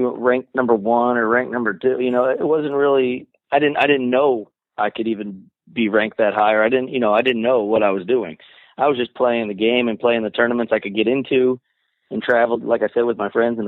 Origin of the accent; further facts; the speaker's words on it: Naples, Florida, United States; I grew up in Naples, Florida, and I always trained here locally